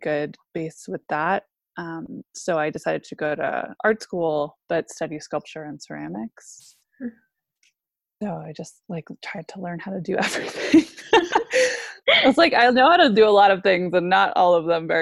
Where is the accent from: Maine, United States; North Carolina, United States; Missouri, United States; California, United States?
Maine, United States; also born or lived in Alaska; I grew up mostly in Maine